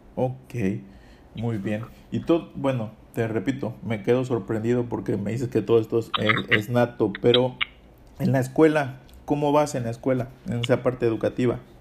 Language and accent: Spanish; Coyuca de Benítez, Guerrero, Mexico; also born or lived in El Bejuco; Coyuca de Benítez, que es de donde soy